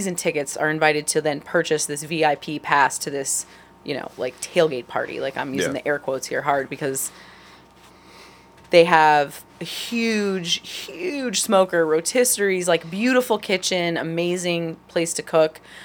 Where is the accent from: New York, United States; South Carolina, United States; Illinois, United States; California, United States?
California, United States; San Diego; moved away as an adult; now in Cleveland, United States; I'm from San Diego